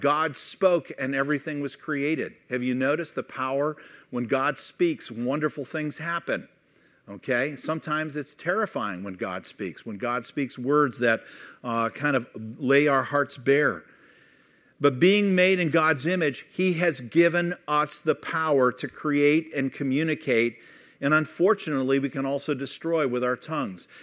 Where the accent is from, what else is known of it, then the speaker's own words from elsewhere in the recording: Youngstown, Ohio, United States; moved away as an adult; also born or lived in Kent, Ohio / Missouri; I grew up in Youngstown and then moved to Kent